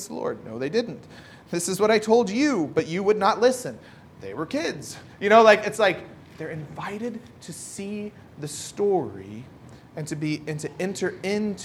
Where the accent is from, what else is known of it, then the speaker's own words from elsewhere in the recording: United States; now in Ireland; for me, as American